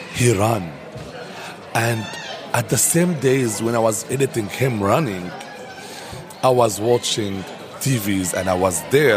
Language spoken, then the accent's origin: English; Dubai, United Arab Emirates; also born or lived in Sudan; My mom's from Egypt. My dad from Sudan, and I born and raised in Dubai but also between Dubai and Sudan.